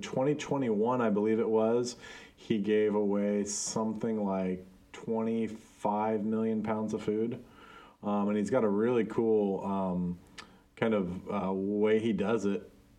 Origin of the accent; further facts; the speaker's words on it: Guatemala; One of my good friends that I grew up with in Guatemala, we went to the same church, worked for the same church, all this kind of stuff.